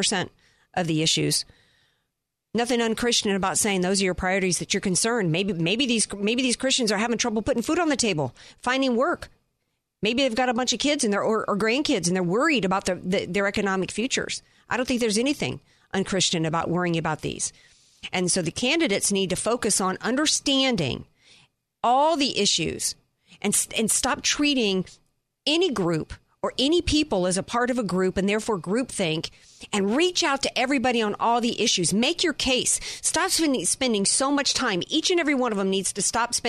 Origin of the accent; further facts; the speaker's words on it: the Bible Belt, United States; I grew up in the Bible Belt.